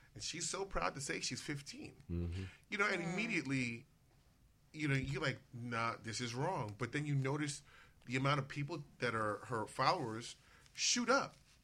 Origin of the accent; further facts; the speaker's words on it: New York, United States; moved away; growing up in New York, I remember how, you know, it's a dense place.